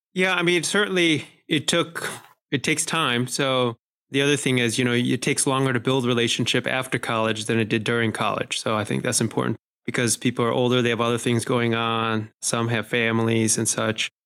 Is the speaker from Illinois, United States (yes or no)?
yes; Chicago, Illinois, United States; I was born and raised in Chicago. That's where our family lived for all of my childhood